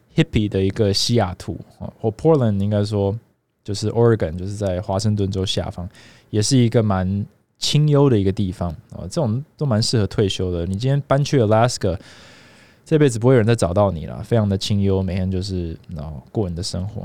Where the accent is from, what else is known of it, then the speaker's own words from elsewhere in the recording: Taiwan; 我也是在这边， 这边长大，然后，呃，读书，然后工作这么多年